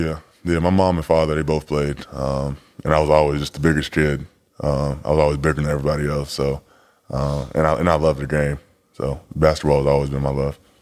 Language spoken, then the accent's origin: English; Chicago, Illinois, United States; also born or lived in Fort Smith, Arkansas; I was born in Fort Smith, Arkansas, um, very, very small town, but I was pretty much going from Arkansas uh, back and forth from Arkansas to Chicago until I was nine years old